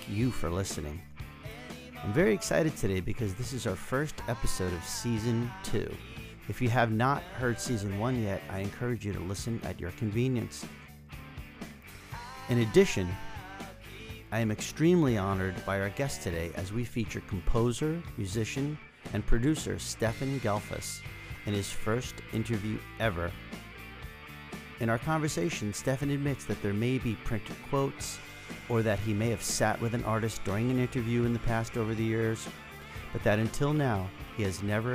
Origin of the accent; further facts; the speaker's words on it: Randolph, New Jersey, United States; northern New Jersey near my hometown of Randolph